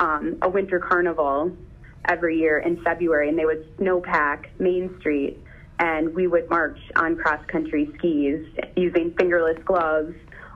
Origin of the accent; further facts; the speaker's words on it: Steamboat Springs, Colorado, United States; moved away as an adult; also born or lived in New Ulm, Minnesota; now in Minnesota, United States; I was born in New Ulm, Minnesota. Spent my first 10 years there. And then, my parents had divorced and both remarried, moved with my dad and my stepmom and my blended family that way to Steamboat Springs, Colorado.